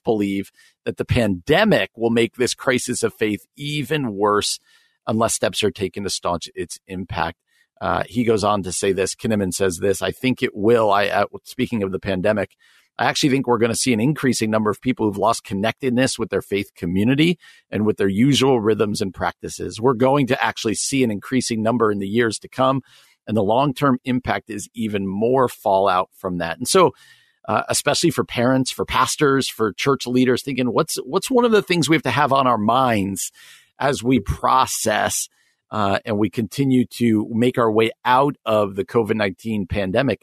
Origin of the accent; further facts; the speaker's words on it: New Jersey, United States; He was my youth pastor growing up in New Jersey.